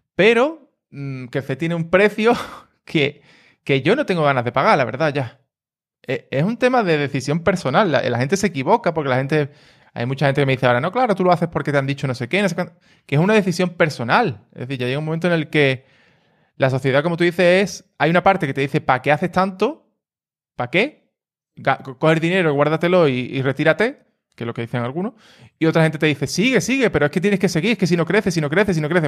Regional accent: Cádiz, Andalusia, Spain; yo también soy de Cádiz, entonces la gente que somos de Cádiz, pues somos un poco así

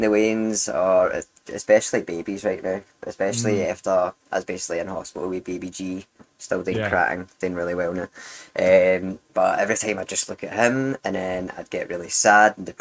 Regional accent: Glasgow, Scotland, United Kingdom; I grew up in Glasgow

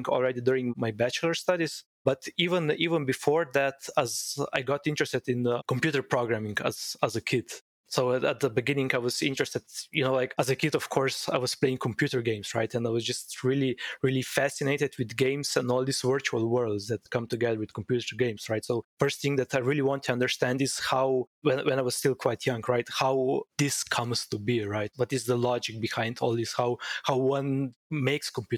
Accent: Slovenia; moved away as an adult; also born or lived in Pittsburgh, United States; I was raised and born in Slovenia, a quite small country in Central Europe

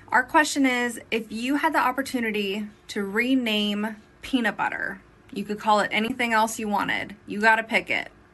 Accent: New York City, New York, United States; As a New Yorker

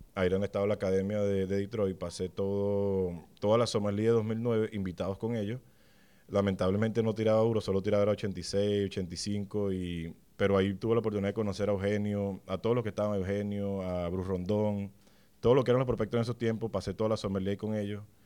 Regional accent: Venezuela; compatriotas venezolanos

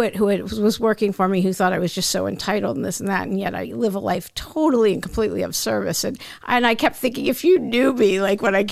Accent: Maryland, United States; moved away; also born or lived in Miami / Los Angeles; I'm from the DC area. I'm from Maryland.

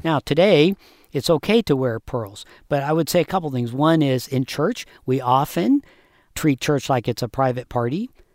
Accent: United States; as an American.

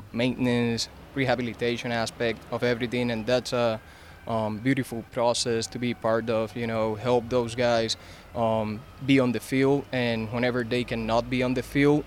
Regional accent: Puerto Rico; I am from Puerto Rico. That's where I come from.

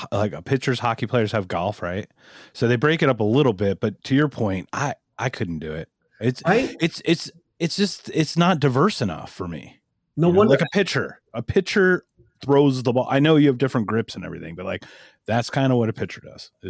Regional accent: East Coast, United States; I'm from the East Coast. We had four feet of ice.

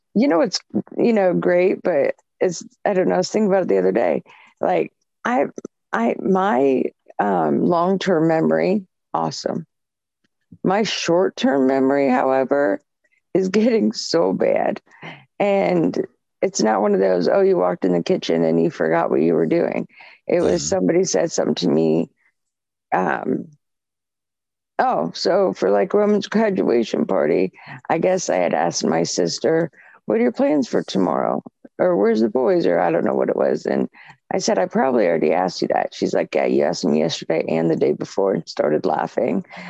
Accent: Michigan, United States; now in Ohio, United States; I was born in Michigan, so I still have family there

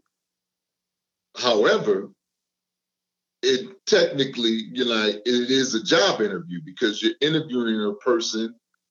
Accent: Newark, New Jersey, United States; I'm from Newark, New Jersey

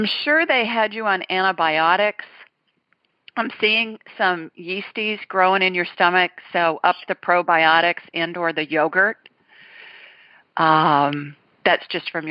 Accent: Ohio, United States; I was raised in Ohio, so we call it soda pop there

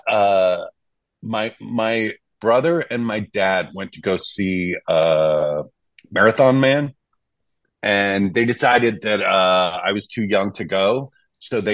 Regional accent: Texas, United States; I grew up in Texas

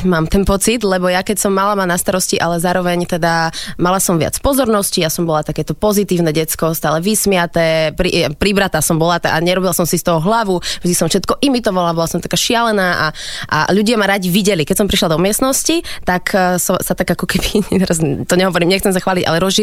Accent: Bratislava, Bratislava Region, Slovakia; Áno, ja som originál Bratislavčanka.

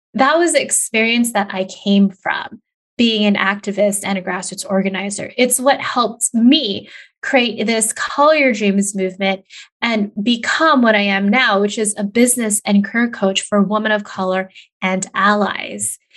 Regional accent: California, United States; moved away as an adult; also born or lived in Des Moines, Iowa / Indiana / Montana / New Mexico; I am born and raised in California

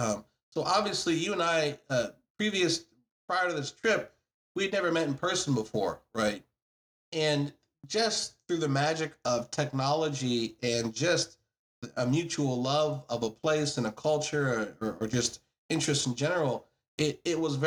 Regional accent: United States; I'm obviously an American.

